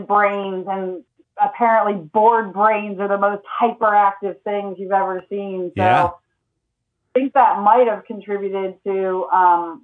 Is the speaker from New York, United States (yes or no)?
no; Lawrenceville, Georgia, United States; I grew up mostly in Lawrenceville, Georgia